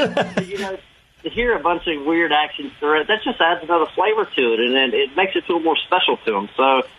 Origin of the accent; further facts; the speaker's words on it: Texas, United States; being American and backwoods and kind of, you know, redneck Texas and Virginia